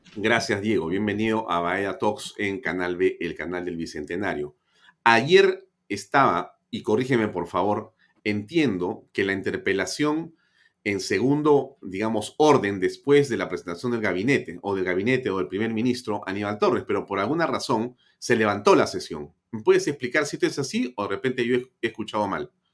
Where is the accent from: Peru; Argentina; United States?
Peru; así somos los peruanos